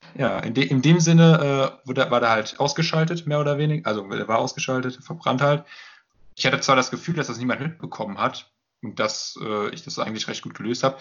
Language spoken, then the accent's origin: German; Limburg an der Lahn, Hesse, Germany; now in Dortmund, Germany; Richtung Limburg in dem Fall. Das äh, ist halt da, wo ich herkomme ursprünglich.